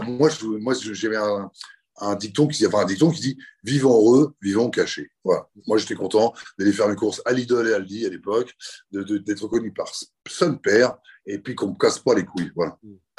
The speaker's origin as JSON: {"language": "French", "town": "Le Havre", "region": "Normandy", "country": "France", "tie": "born or raised there", "said": "je suis né au Havre"}